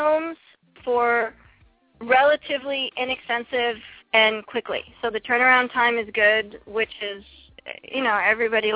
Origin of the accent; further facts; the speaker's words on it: East Coast, United States; now in California, United States; I'm originally from the East Coast, I'm not used to the cold weather anymore, being out here in California.